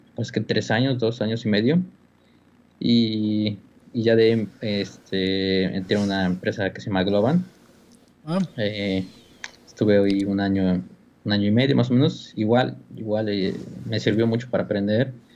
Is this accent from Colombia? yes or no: no; Mexico; moved away as an adult; now in California, United States; como mexicanos